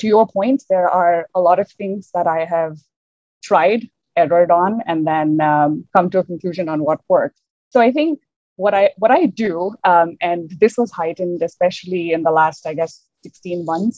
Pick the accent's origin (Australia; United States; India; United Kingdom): India; moved away as an adult; now in Canada; As a single woman from India who moved to Canada maybe about 6 years ago, I look around and there aren't too many of us, especially because growing up in India